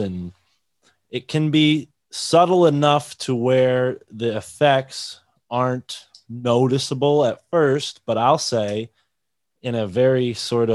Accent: New England, United States; I grew up in New England

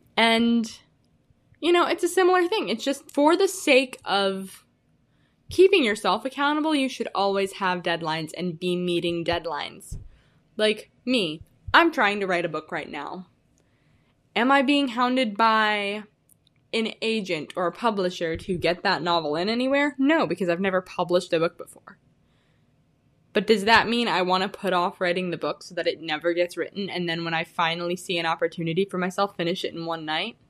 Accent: Illinois, United States; moved away as an adult; now in Arizona, United States; I'm originally from Illinois. I said I was from the Midwest last time. I am from Illinois

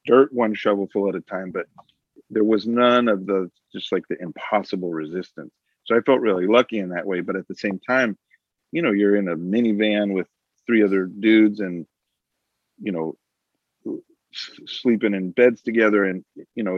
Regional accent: Phoenix, Arizona, United States; I grew up in Phoenix

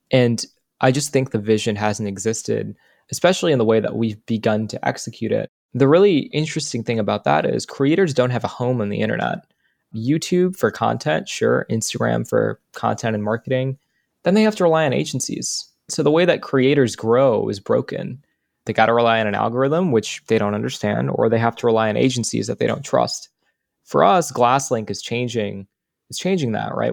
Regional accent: United States; as an American

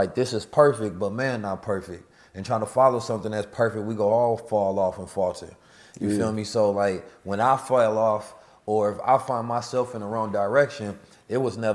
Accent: United States; also born or lived in St. Louis, Missouri / Oakland, California; growing up in St. Louis and Oakland

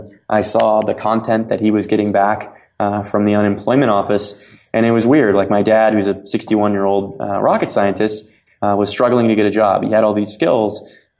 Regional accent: Cape Canaveral, Florida, United States; I'm from Cape Canaveral, Florida. And my dad, worked at the space program my entire adult life.

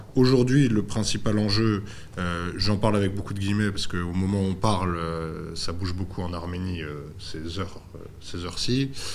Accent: France; quand on est français et qui plus est catholique

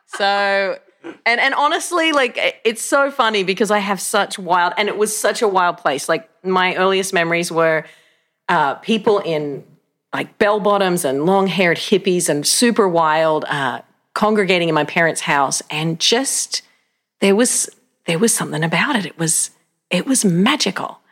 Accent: Australia; moved away as an adult; now in United States; I grew up in Australia. I was born in Australia

